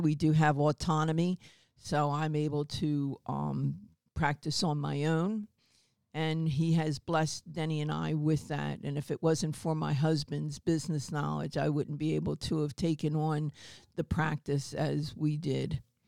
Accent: New Jersey, United States; also born or lived in Baltimore, Maryland; I'm originally from Baltimore, Maryland, and at ten we moved up to New Jersey, uh, South Jersey, Philadelphia area.

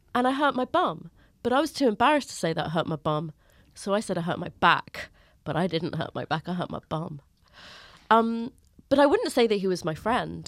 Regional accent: London, United Kingdom; Finchley is a North London suburb. It's, I am from Finchley

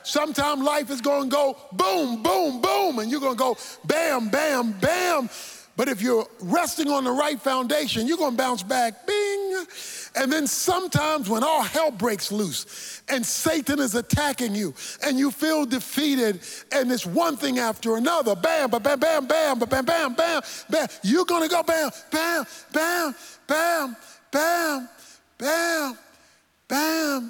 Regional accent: Baltimore, Maryland, United States; When I was a boy growing up in Baltimore

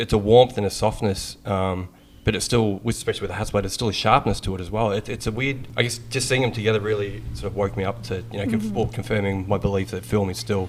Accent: Melbourne, Victoria, Australia; I am from Oz, from Australia, from Melbourne.

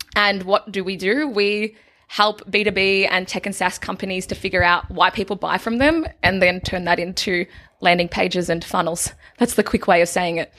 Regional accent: a small country town in Victoria, Australia; For the majority of my childhood, I grew up in a town called Denali

